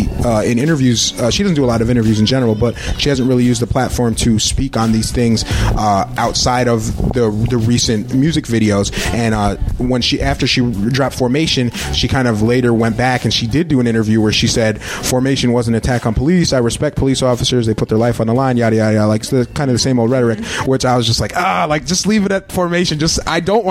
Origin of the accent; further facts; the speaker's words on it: Berne, New York, United States; moved away; I'm from Bern, by the way, Bern, New York. So rural